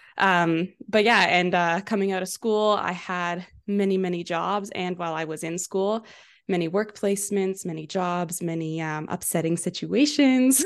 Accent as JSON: {"language": "English", "town": "Vancouver", "region": "British Columbia", "country": "Canada", "tie": "born or raised there", "lives_now": "Kelowna, Canada", "said": "I grew up in Vancouver, so I moved to Kelowna when I was eighteen for school at U B C Okanagan"}